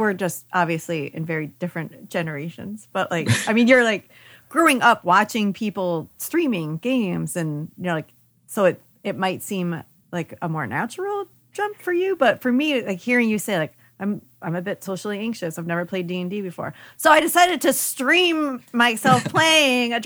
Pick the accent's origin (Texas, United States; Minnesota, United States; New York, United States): New York, United States; upstate; growing up in upstate New York